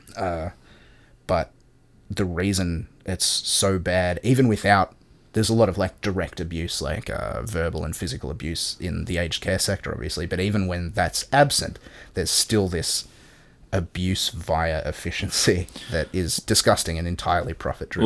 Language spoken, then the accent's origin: English; Australia